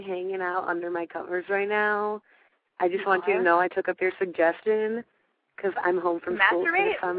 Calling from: Chicago, Illinois, United States; No, I'm from Chicago.

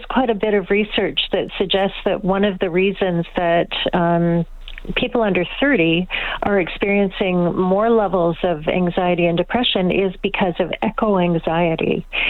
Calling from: Toronto, Ontario, Canada; I'm calling from Toronto.

